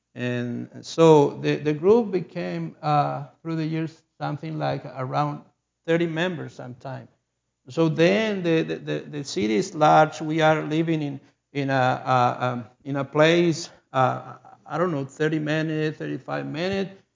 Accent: Chile; English is a second language; I lived in South America in Chile, and I'm a Chilean person. I was born in Chile

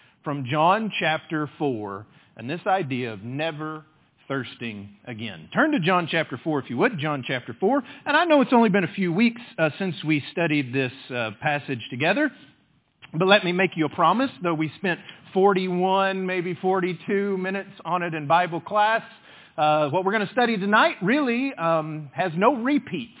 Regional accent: West Texas, United States; I grew up in West Texas

